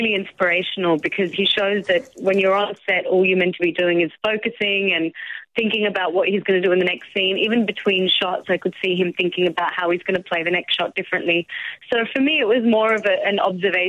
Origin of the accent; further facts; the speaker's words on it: Melbourne, Victoria, Australia; growing up in Melbourne, I had a pretty Delhi-centric upbringing, and we spoke Hindi at home